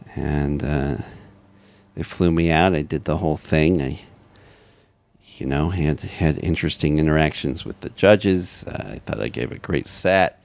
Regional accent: Orem, Utah, United States; now in Seattle, United States; I'm from Utah Valley. I, I, I grew up in Orem

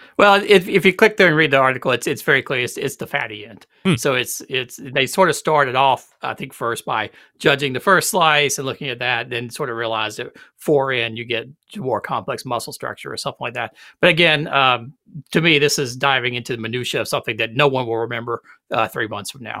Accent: South Carolina, United States; growing up in South Carolina

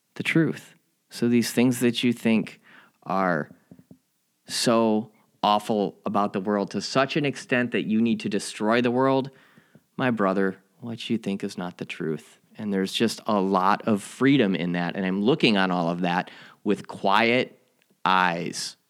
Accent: Chicago, Illinois, United States; my hometown Chicago

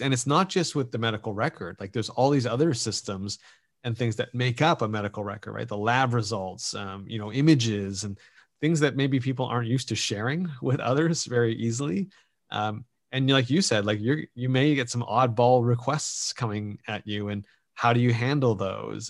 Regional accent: Canada; as a Canadian

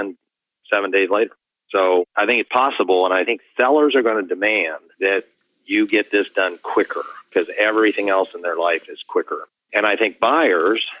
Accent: Columbus, Ohio, United States; in my hometown, Columbus, Ohio

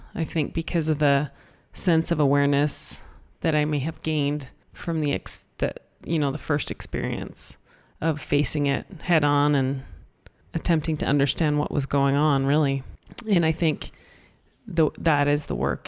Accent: Canada; I was born in Canada and, you know, in school and learned English

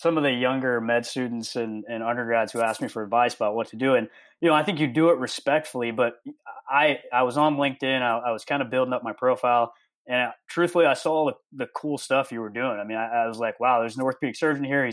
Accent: Louisville, Kentucky, United States; moved away as an adult; also born or lived in India / Hong Kong; now in Miami, United States; I grew up in Louisville, but I was actually born in India, lived in Hong Kong for a couple of years before I moved to Louisville.

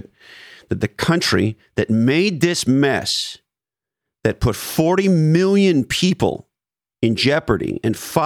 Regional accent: Montreal, Quebec, Canada; moved away; I'm originally from Canada. I was born and raised in Montreal

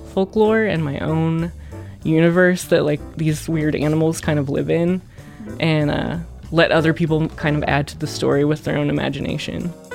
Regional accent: the Ozarks, United States; growing up in the Ozarks was cool

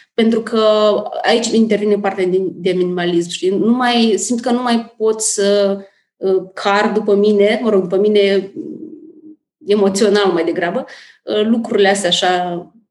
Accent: Moldova; moved away as an adult; now in Bucharest, Romania; Sunt din Republica Moldova

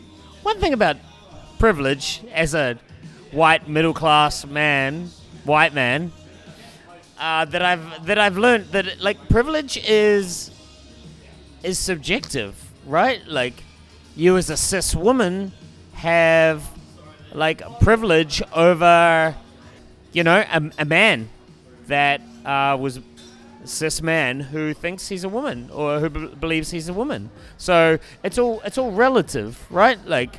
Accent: New Zealand; now in Canada; I'm originally from New Zealand, born and raised. Moved to Canada about 5 years ago.

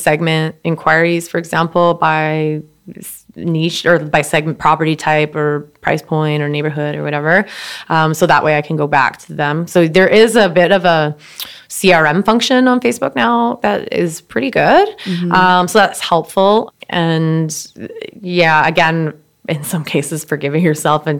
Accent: Surrey, British Columbia, Canada; I grew up in Surrey

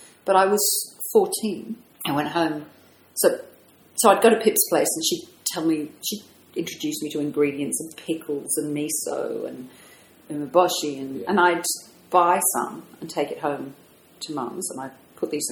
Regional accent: London, United Kingdom; moved away as an adult; also born or lived in America / Japan; now in Sydney, Australia; I grew up in London

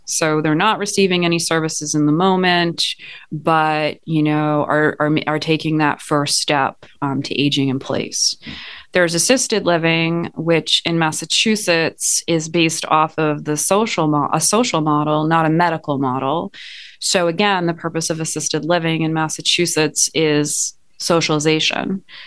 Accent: Montreal, Quebec, Canada; moved away as an adult; now in United States; I am originally from Montreal, Canada

